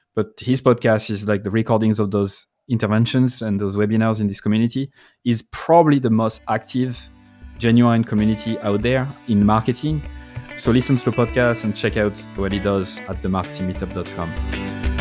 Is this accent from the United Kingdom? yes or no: no; France; accent: French; I'm not trying to hide my French accent